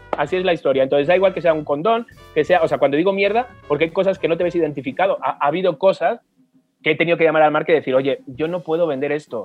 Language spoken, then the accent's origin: Spanish; Spain; moved away